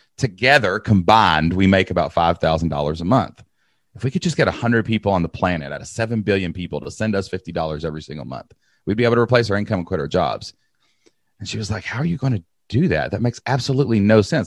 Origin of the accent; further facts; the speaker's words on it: Kentucky, United States; I'm from Kentucky